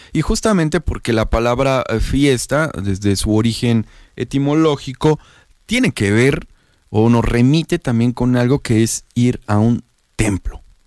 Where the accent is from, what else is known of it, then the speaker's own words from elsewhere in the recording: Oaxaca, Mexico; La tradición muy propia de Oaxaca, de las y los oaxaqueños. Algo así de que somos un estado de la República con mucha tradición